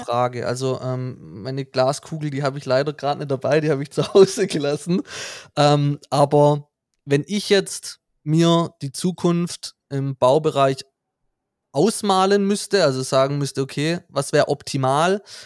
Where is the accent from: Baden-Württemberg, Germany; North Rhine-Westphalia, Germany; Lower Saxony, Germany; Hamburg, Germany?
Baden-Württemberg, Germany; Hohenlohe; now in Stuttgart, Germany; wir kommen aus dem Hohenlohe